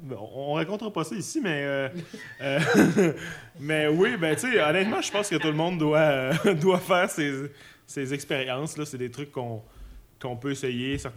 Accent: Jonquière, Quebec, Canada; moved away; c'est quand même là où, je suis né.

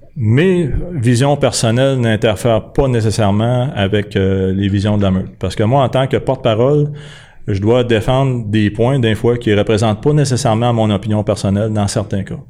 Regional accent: Quebec, Canada; on est tous des Québécois au départ

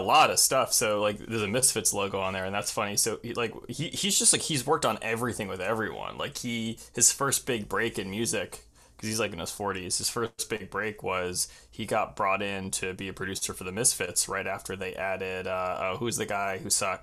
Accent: Long Island, New York, United States; also born or lived in Queens, New York; I grew up on Long Island, so it's the suburbs, um, like, east of the city.

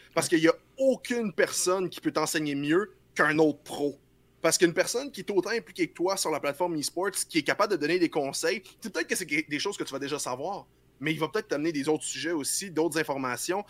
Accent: Quebec, Canada

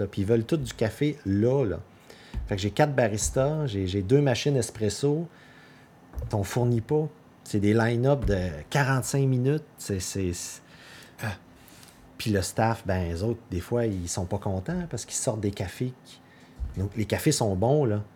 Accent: north side of the Gaspé Peninsula, Quebec, Canada; je viens pas d'ici. Moi, je viens du côté nord de la Gaspésie.

